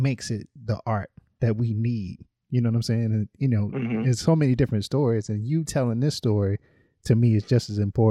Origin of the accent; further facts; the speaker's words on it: North Carolina, United States; I grew up in North Carolina